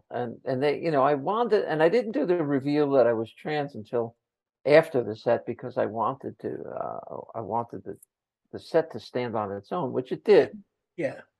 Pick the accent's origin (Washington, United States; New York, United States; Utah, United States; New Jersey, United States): New Jersey, United States; And I said, I'm from Jersey.